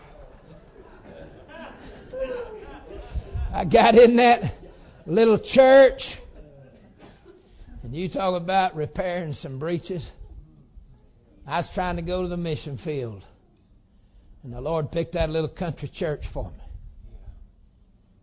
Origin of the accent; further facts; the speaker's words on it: the South, United States; I'm from the South